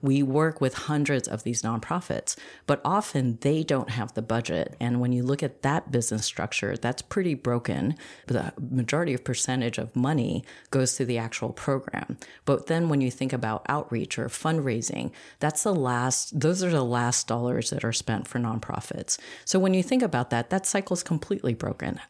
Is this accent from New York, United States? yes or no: yes; New York, United States; we ended up both in Queens